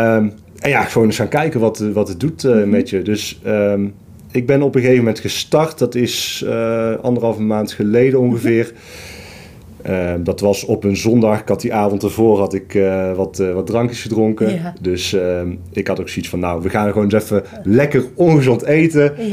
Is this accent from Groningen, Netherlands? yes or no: no; Tilburg, North Brabant, Netherlands; Ik kom uit Tilburg.